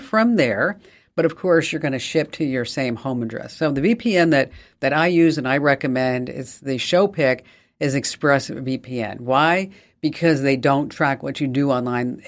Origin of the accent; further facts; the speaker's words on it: New York, United States; accent: New York; my New York accent